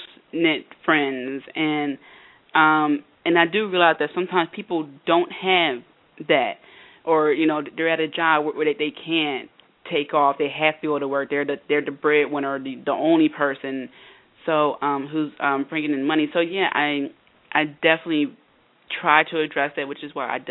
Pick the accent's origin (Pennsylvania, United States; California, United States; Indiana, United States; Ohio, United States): Pennsylvania, United States; Philadelphia; I'm from the Philadelphia area, and I went to LaSalle University